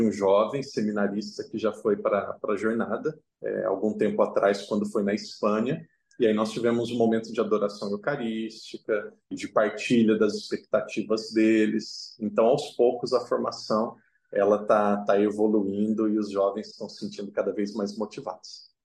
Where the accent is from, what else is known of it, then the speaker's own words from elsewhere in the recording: Brazil; first language Portuguese; moved away as an adult; now in Macau; eu posso falar como brasileiro